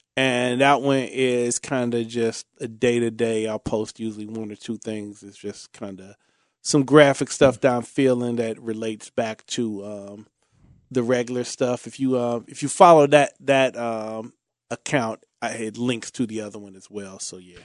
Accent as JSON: {"language": "English", "town": "Cincinnati", "region": "Ohio", "country": "United States", "said": "I'm from Bond Hill, um, um, Shane Kerr, he grew up, um, just a few blocks from me."}